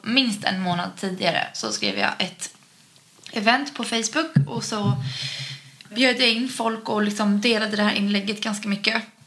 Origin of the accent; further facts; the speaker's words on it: Utö, Stockholm County, Sweden; hemma på Utö